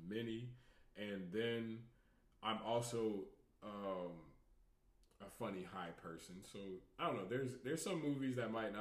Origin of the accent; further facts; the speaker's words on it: Tampa, Florida, United States; I grew up, we grew up in Tampa